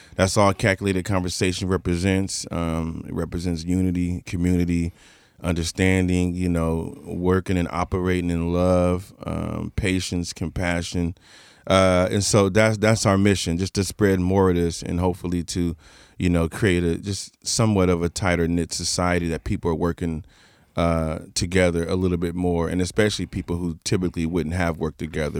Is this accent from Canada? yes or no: no; Portland, United States; I'm just from Portland